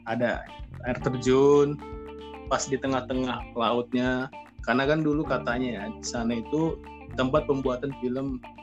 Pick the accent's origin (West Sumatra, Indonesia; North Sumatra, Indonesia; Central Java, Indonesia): North Sumatra, Indonesia; Sibolga; Saya berasal dari Sibolga. Ya, saya kuliah di salah satu universitas di Medan.